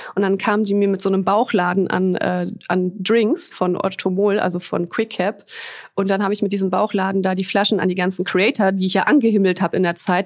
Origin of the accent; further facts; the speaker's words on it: Düsseldorf, North Rhine-Westphalia, Germany; moved away as an adult; also born or lived in Poland; now in Cologne, Germany; ich bin gebürtige Düsseldorferin